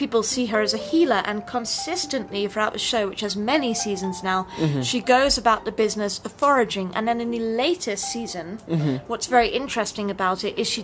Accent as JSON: {"language": "English", "region": "England", "country": "United Kingdom", "tie": "born or raised there", "moved": "yes", "lives_now": "Colorado, United States", "said": "growing up in England"}